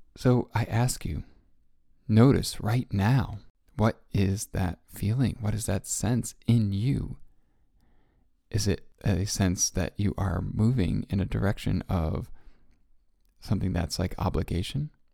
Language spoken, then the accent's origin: English; Connecticut, United States; moved away; I grew up in Connecticut, and as a Connecticut Yankee